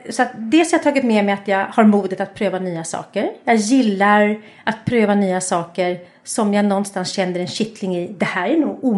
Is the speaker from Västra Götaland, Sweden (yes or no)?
no; Stockholm, Stockholm County, Sweden; jag kommer från Stockholm och jag är, eh, har två syskon, en äldre bror och en yngre bror.